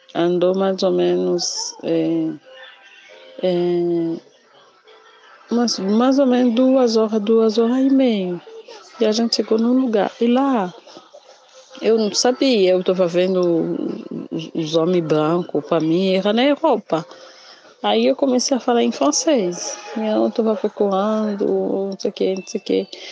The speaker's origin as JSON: {"language": "Portuguese", "region": "Kinshasa", "country": "DR Congo", "tie": "born or raised there", "second_language": "Portuguese", "moved": "as an adult", "lives_now": "Brazil", "said": "eu sou da capital de Kinshasa. É, sempre morei na capital"}